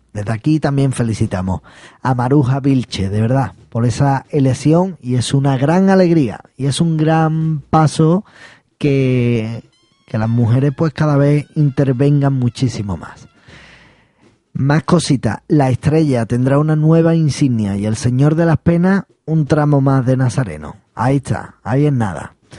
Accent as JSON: {"language": "Spanish", "town": "Seville", "region": "Andalusia", "country": "Spain", "said": "yo soy de Triana"}